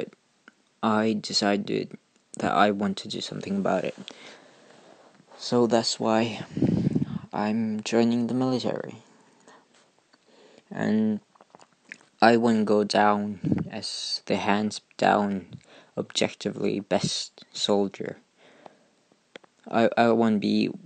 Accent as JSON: {"language": "English", "country": "Norway", "said": "I'm 14, I'm from Norway"}